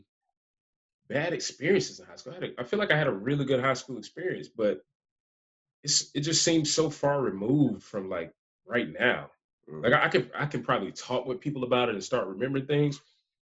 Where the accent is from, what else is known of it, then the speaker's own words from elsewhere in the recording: College Park, Georgia, United States; also born or lived in Gwinnett County, Georgia; I grew up in Southside, ATL, College Park, before it was called South Fulton